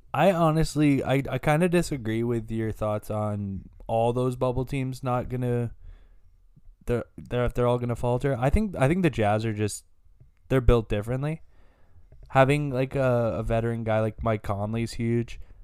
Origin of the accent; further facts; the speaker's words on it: Canada; We're from Canada